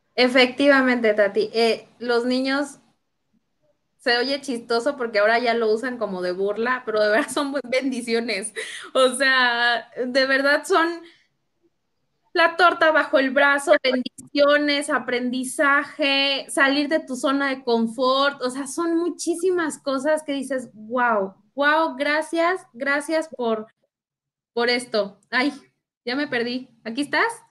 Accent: Querétaro, Mexico; also born or lived in Uruapan, Michoacán; yo nací en Michoacán, yo soy de Uruapan, Michoacán, familias de allá, y me vine desde los siete años aquí a vivir a Querétaro con mis papás.

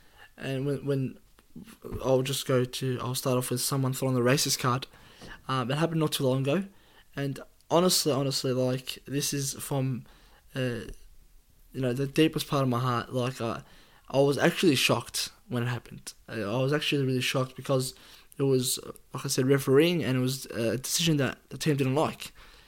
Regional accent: Australia; Appreciate being Aussie.

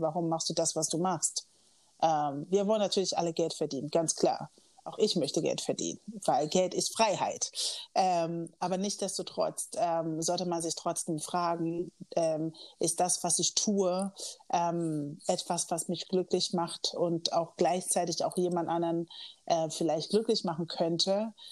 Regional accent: Kiel, Schleswig-Holstein, Germany; moved away as an adult; also born or lived in Los Angeles; now in Hamburg, Germany; ich bin in Kiel aufgewachsen

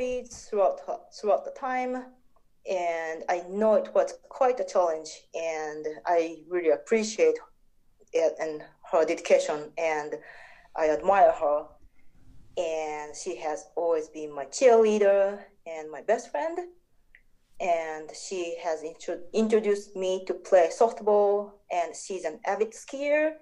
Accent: Niigata, Japan; moved away as an adult; now in Minnesota, United States; I was born and raised in Japan, and moved to the States to go to college

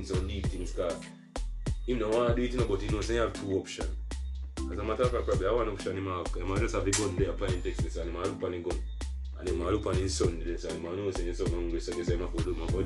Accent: Jamaica; Me as a Jamaican

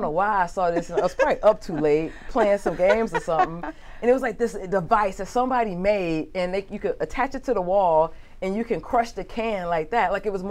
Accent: Port Arthur, Texas, United States; I grew up in Port Arthur, Texas.

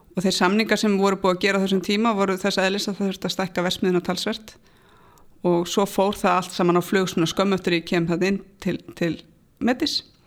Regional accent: Kópavogur, Capital Region, Iceland; ég er alin upp í Kópavóinum

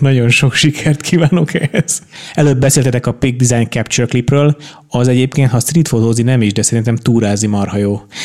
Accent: Budapest, Hungary; én Óbudán nőttem föl

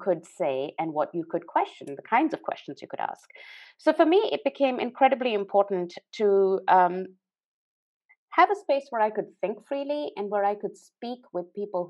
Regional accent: Pakistan; moved away; I was born in Pakistan, grew up in Pakistan

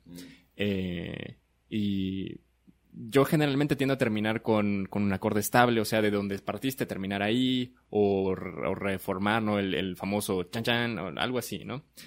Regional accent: Chiapas, Mexico; Somos este de Chiapas, radicamos en Comitán

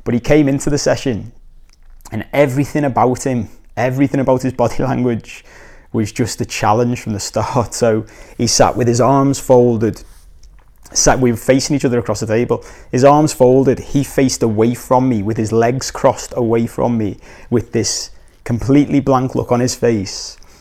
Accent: Liverpool, North West England, United Kingdom; moved away; also born or lived in Korea; I'm from Liverpool

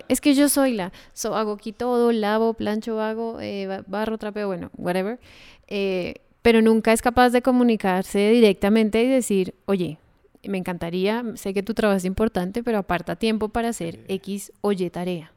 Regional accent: Colombia; nosotros dos somos colombianos

